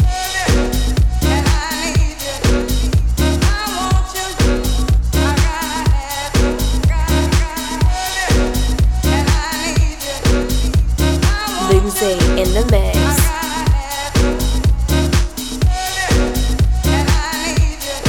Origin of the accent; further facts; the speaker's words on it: Portsmouth, South East England, United Kingdom; my hometown of Portsmouth